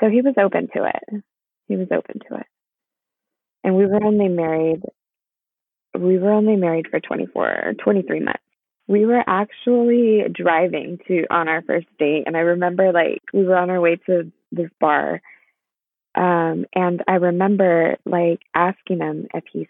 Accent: Inland Empire, California, United States; I am from the Inland Empire in California.

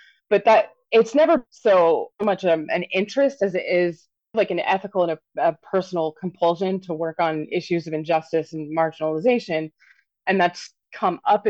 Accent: Wichita, Kansas, United States; I grew up in Wichita, Kansas, basically at the height of what's been called the abortion wars

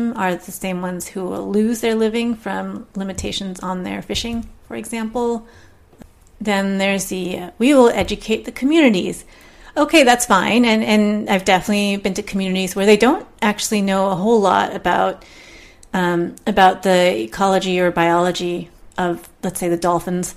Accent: Southern California, United States; I'm from Southern California

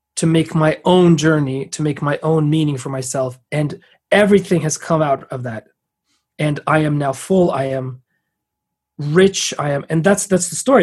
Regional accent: San Francisco, California, United States; i was born in san francisco

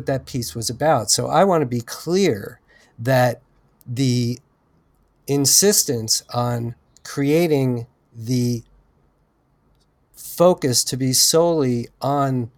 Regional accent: United States; an American citizen

